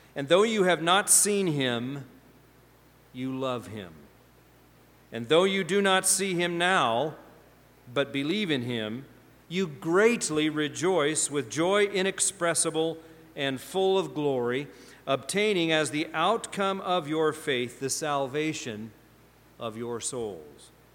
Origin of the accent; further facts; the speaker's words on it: Pacific Northwest, United States; moved away as an adult; also born or lived in Indiana / Ohio; I came from Pacific Northwest